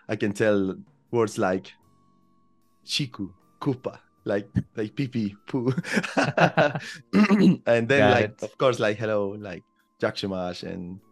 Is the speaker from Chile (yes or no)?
yes; Chile; English is a second language; moved away as an adult; now in United Kingdom; I am from Chile